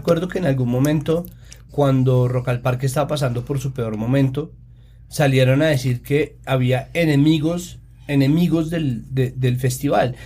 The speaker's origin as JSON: {"language": "Spanish", "region": "Antioquia", "country": "Colombia", "said": "yo como antioqueña"}